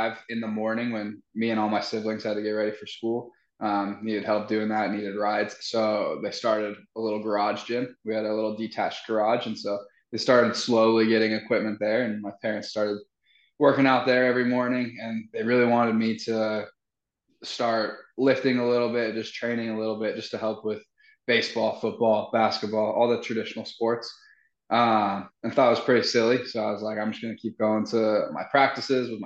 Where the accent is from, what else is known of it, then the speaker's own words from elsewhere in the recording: Utah, United States; moved away; when we were back home in Utah